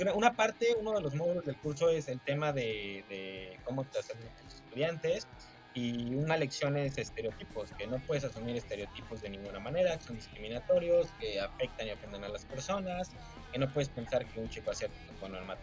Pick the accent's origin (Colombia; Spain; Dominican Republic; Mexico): Mexico; a mí como mexicano